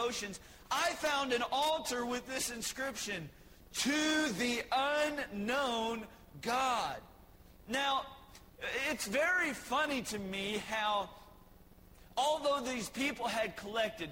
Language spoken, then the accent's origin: English; Texas, United States; I was born in the promised land of Texas.